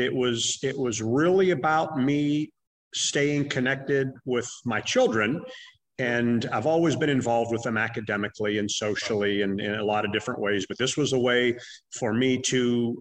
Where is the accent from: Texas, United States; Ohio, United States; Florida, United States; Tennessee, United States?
Ohio, United States; Youngstown; also born or lived in Cleveland, Ohio; I'm originally from the Youngstown area